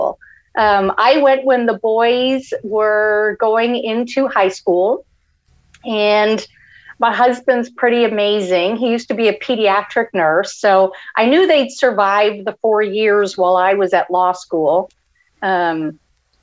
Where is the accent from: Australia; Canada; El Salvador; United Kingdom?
Canada; moved away as an adult; also born or lived in Florida; now in United States; I'm originally from Canada and then immigrated to the States back in 1989, and we came to Florida.